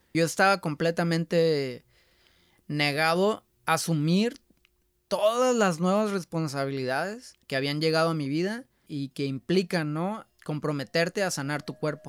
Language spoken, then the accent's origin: Spanish; La Paz, Baja California Sur, Mexico; now in Guadalajara, Mexico; Nosotros somos de La Paz